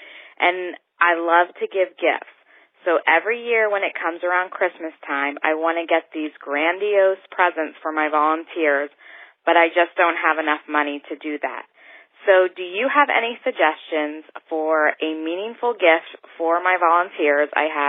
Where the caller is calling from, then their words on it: Reading, Pennsylvania, United States; I'm from Reading, Pennsylvania.